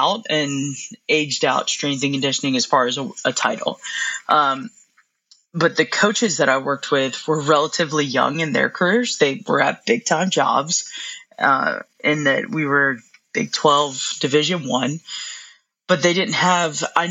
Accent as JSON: {"language": "English", "region": "North Carolina", "country": "United States", "said": "I'm from North Carolina, grew up a Duke fan"}